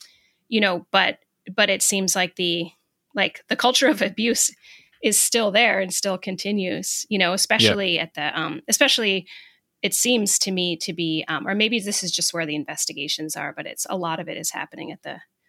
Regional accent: United States; as an American

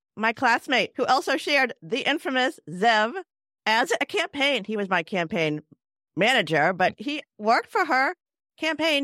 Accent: Cambridge, Massachusetts, United States; I'm from Cambridge

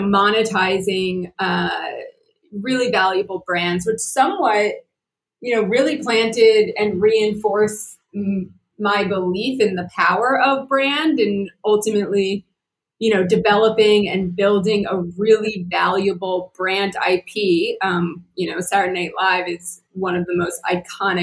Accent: New Jersey, United States; moved away as an adult; also born or lived in California; my early days growing up in Jersey

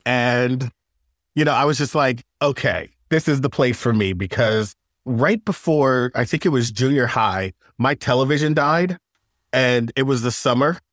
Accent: Long Island, New York, United States; moved away as an adult; I'm from Long Island

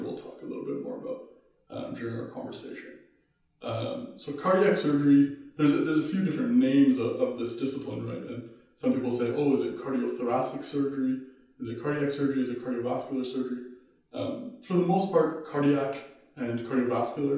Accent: Ottawa, Ontario, Canada; moved away as an adult; now in Vancouver, Canada; I grew up in Ottawa

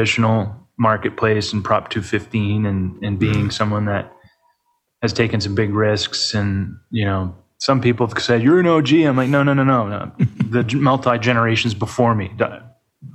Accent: New Hampshire, United States; moved away as an adult; also born or lived in Vermont; now in Lake Tahoe, United States; born and raised in New Hampshire

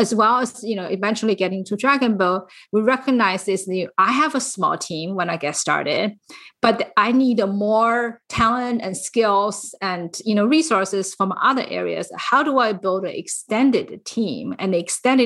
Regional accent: China; moved away as an adult; now in San Francisco Bay Area, United States; I actually came to US when I was fully grown from China, and I came here for business.

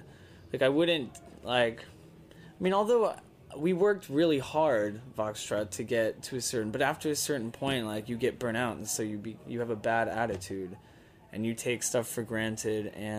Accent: Texas, United States; I'm Texan.

